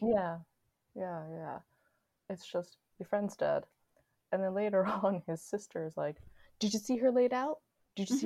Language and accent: English; New York City, New York, United States; I'm from Queens